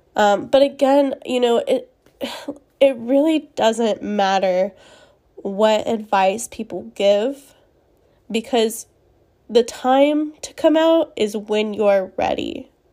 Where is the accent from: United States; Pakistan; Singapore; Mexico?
United States; Spring, Texas; I grew up in a conservative setting in my town. I live in Texas. Um, I'm from Spring, Texas, which is north of Houston